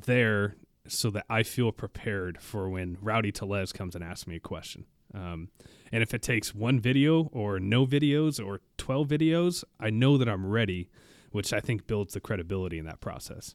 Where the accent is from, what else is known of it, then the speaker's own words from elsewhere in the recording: Olathe, Kansas, United States; moved away; I'm from Olathe, Kansas.